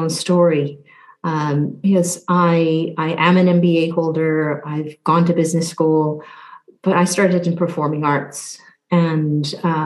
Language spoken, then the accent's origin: English; Newfoundland and Labrador, Canada; moved away as an adult; also born or lived in Southeast Asia; now in United Kingdom; I'm from Newfoundland, which is in the eastern part of Canada, born on the island of Newfoundland, part of the province of Newfoundland and Labrador.